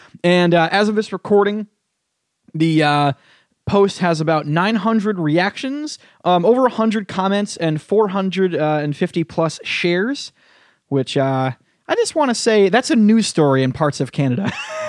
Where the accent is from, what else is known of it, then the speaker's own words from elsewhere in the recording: Connecticut, United States; there's parts of Connecticut where I'm from that's like Alabama.